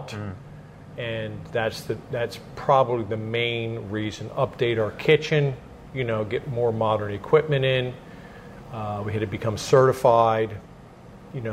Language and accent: English; Phoenixville, Pennsylvania, United States; I was born and raised in Phoenixville, actually Kimmerton, and I was born and raised on a dairy farm